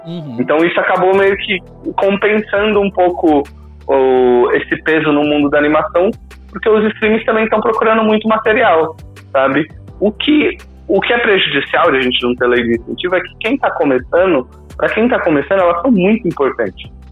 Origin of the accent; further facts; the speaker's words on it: Brazil; isso aqui é o Brasil, sabe? É, é, é, é, o país de onde eu vim